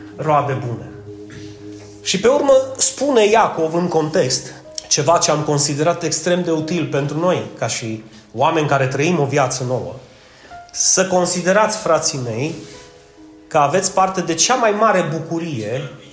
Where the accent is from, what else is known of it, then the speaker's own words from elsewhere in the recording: Romania; noi, ca români